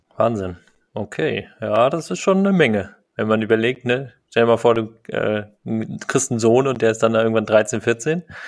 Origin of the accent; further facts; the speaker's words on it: Rostock, Mecklenburg-Vorpommern, Germany; in Rostock, ähm, in meiner Heimatstadt